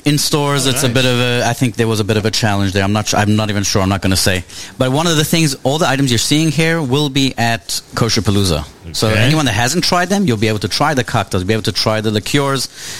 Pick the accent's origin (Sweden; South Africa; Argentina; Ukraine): South Africa; moved away; Growing up in South Africa